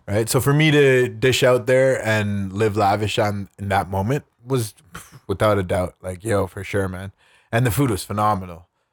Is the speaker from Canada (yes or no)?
yes; Canada; I'm Canadian